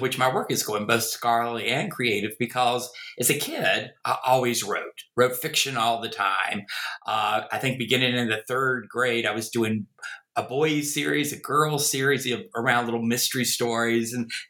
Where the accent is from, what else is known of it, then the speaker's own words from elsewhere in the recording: North Carolina, United States; accent: Southern; also born or lived in Virginia; Obviously, you can tell from my accent, I am a Southerner, a born in the American South, in Virginia, grew up in North Carolina. Try as I may, I've never been able to get rid of the accent.